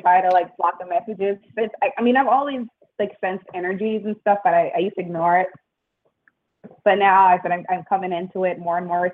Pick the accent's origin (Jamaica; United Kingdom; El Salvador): Jamaica; now in United States; I'm a Jamaican citizen, and I, I'm looking at my American citizenship this year